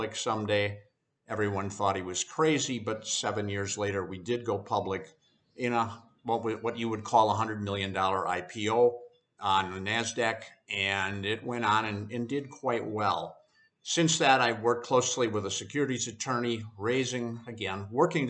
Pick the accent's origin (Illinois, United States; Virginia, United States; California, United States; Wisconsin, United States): Wisconsin, United States; Plymouth; moved away as an adult; also born or lived in Indianapolis / Chicago; I grew up in Plymouth, Wisconsin, which is exactly between Milwaukee and Green Bay